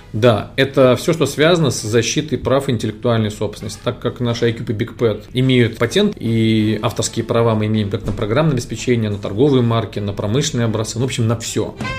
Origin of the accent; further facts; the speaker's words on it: Moscow, Russia; Я родился в Москве